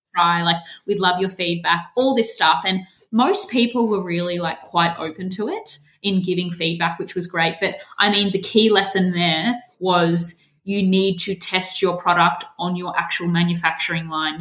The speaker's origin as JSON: {"language": "English", "town": "Melbourne", "region": "Victoria", "country": "Australia", "said": "I'm 28 and I'm from Melbourne"}